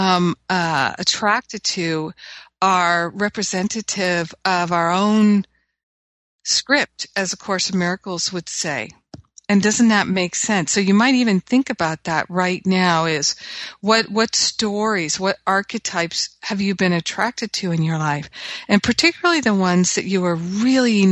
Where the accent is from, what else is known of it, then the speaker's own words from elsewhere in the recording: Rhode Island, United States; moved away; also born or lived in Boston, Massachusetts; growing up in Rhode Island